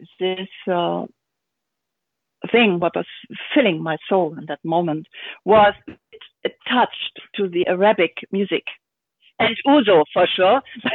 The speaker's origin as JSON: {"language": "English", "region": "Hamburg", "country": "Germany", "tie": "born or raised there", "second_language": "English", "moved": "as an adult", "lives_now": "Berlin, Germany", "said": "I was born in Hamburg"}